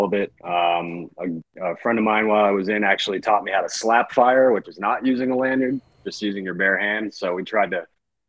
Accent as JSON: {"language": "English", "region": "Maine", "country": "United States", "tie": "born or raised there", "also_born_or_lived": "Portland, Maine / Scarborough, Maine / New Hampshire", "moved": "yes", "said": "I'm originally from Maine, born in Portland. Moved around a little bit in Maine and mainly grew up in Maine. Scarborough was the last place I lived there. And then New Hampshire and then off to the Marines."}